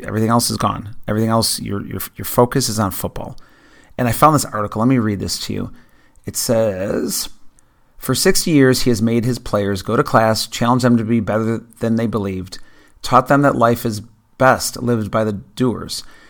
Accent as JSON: {"language": "English", "area": "near Buffalo", "region": "New York", "country": "United States", "tie": "born or raised there", "said": "I grew up near Buffalo"}